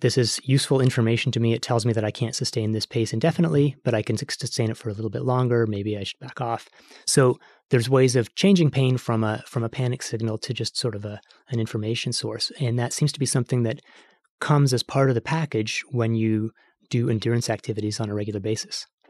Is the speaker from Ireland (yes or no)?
no; Canada; I'm Canadian